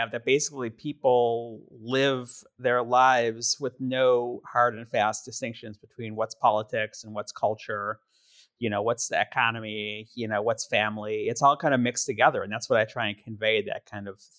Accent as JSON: {"language": "English", "town": "Milwaukee", "region": "Wisconsin", "country": "United States", "tie": "born or raised there", "said": "And I grew up in Milwaukee"}